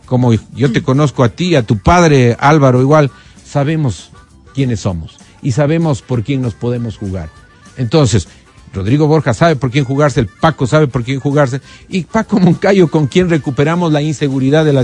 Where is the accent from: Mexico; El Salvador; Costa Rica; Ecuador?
Ecuador; Quito, Pichincha; Aquí en Quito, por supuesto.